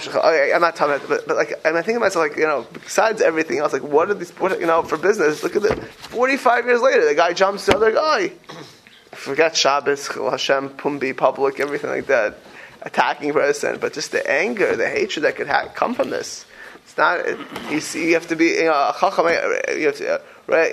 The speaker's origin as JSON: {"language": "English", "town": "Miami Beach", "region": "Florida", "country": "United States", "tie": "born or raised there", "said": "I grew up in Miami Beach, Florida, on Pine Tree Drive"}